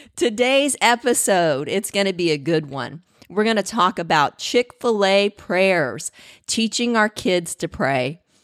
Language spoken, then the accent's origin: English; the South, United States; I was born in the South, so cornbread was king